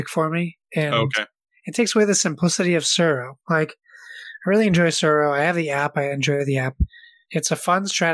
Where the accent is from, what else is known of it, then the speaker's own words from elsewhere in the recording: New England, United States; I'm from New England